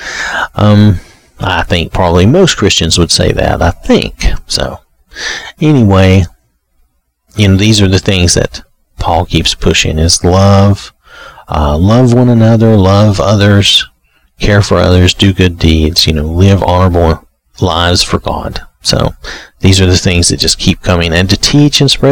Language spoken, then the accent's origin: English; the South, United States; I'm from the South